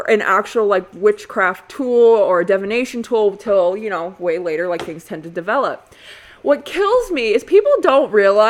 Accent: United States; Yes, I'm an American.

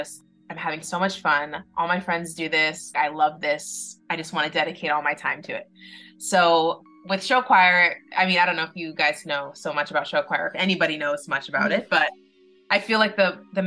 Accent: Los Angeles, California, United States; born and raised in Los Angeles. It's where I currently live now

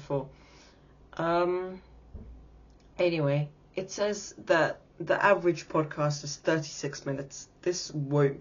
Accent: England, United Kingdom; I am 13 years old, in England, actually. Unfortunately, I'm British.

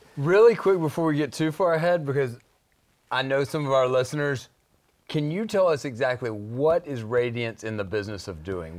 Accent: Shreveport, Louisiana, United States; growing up in Shreveport

